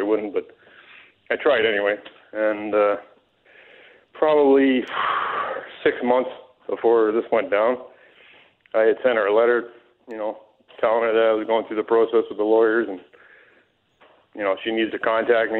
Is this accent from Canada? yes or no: yes; Ontario, Canada; moved away as an adult; also born or lived in Alberta; I moved back to my hometown in Ontario